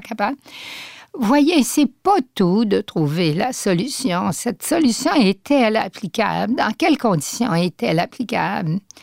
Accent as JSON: {"language": "French", "town": "Saguenay", "region": "Quebec", "country": "Canada", "tie": "born or raised there", "said": "Je suis originaire du Saguenay"}